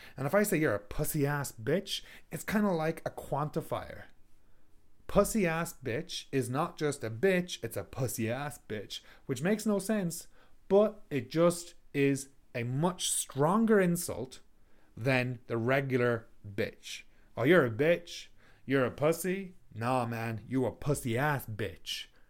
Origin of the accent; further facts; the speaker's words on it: Ireland; now in Canada; I am from Ireland. I live in Canada.